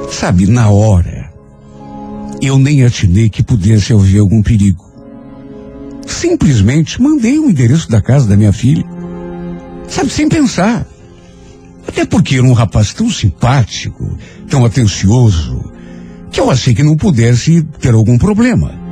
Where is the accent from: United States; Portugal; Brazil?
Brazil; Ribeirão do Pinhal, Paraná; moved away as an adult; Principalmente amigos que eu tinha deixado lá na minha cidade. Eu sou de Ribeirão do Pinhal. Vim de lá logo depois que me casei. Na época estava com 27 anos e já estava grávida do meu primeiro filho.